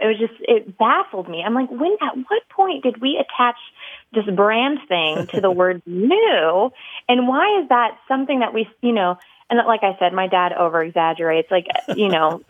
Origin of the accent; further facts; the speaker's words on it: Texas, United States; I'm from Texas.